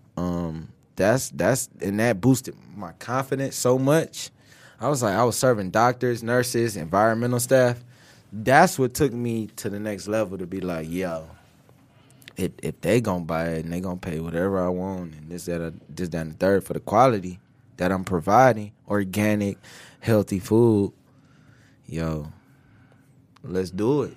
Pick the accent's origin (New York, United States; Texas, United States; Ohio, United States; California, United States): Ohio, United States; Cleveland; moved away as an adult; now in Detroit, United States; I was born, I was raised in Cleveland, though.